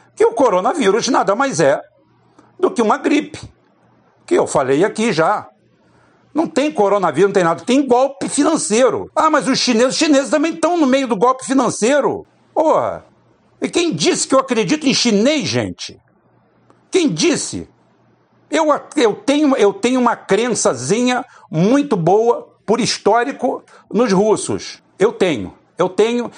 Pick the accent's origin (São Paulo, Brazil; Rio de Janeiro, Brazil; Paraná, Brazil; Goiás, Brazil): Rio de Janeiro, Brazil; Itaboraí; quando eu era criança pequena aqui em Itaboraí